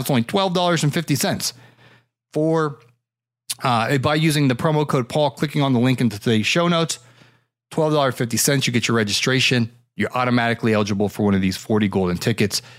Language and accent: English; Ohio, United States; now in Florida, United States; I moved down here, man. I grew up up there in Ohio.